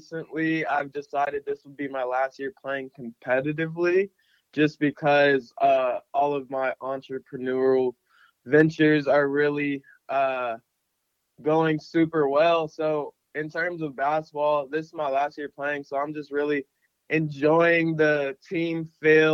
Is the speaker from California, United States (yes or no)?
no; Phoenix, Arizona, United States; I grew up in Phoenix, Arizona